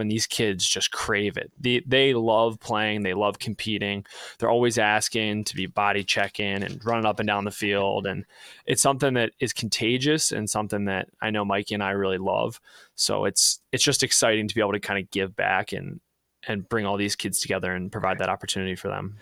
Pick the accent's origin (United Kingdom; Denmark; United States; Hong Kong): United States; Towson, Maryland; now in Wisconsin, United States; I grew up in Baltimore, Maryland, actually just north of Baltimore in Towson, Maryland